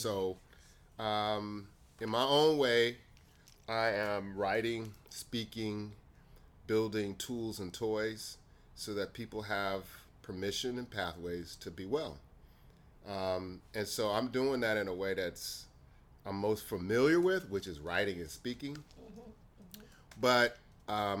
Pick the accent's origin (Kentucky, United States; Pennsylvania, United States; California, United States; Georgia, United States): California, United States; Riverside; also born or lived in Jacksonville, Florida; my father moved out to Riverside, California when I was really young